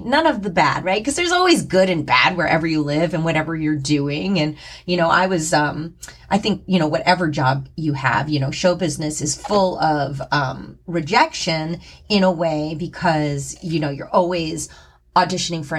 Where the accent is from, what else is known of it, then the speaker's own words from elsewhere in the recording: New Jersey, United States; moved away as an adult; also born or lived in New York City; now in US South; I grew up in the country in New Jersey, a tiny little town called Surgeonsville